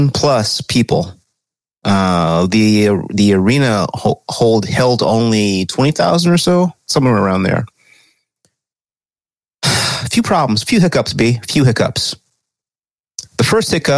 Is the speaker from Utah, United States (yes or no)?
no; California, United States; as a Californian